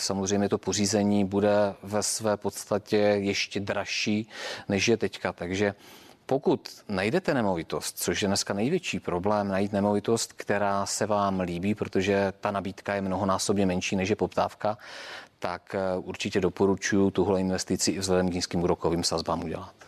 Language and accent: Czech; Czechia; pro nás, jakoby pro Čechy